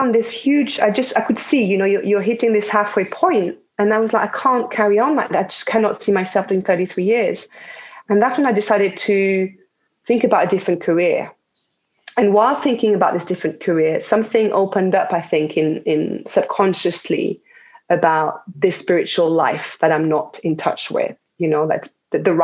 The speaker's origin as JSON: {"language": "English", "country": "France", "tie": "born or raised there", "second_language": "English", "moved": "yes", "said": "as you can hear probably, I was born in France"}